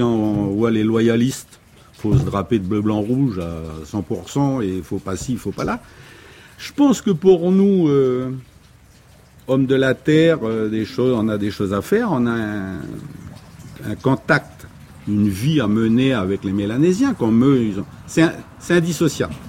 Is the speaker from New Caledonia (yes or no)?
yes; Poya, North Province, New Caledonia; Moi, je suis calédonien, moi. Moi, je suis d'abord un mec de Poya, après, je suis un mec du Nord, après, je suis calédonien, après, je suis français